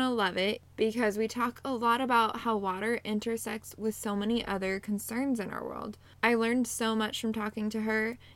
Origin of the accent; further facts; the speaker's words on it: Pacific Northwest, United States; moved away as an adult; now in Central Illinois, United States; I am originally from the Pacific Northwest, and I moved to Central Illinois a few years ago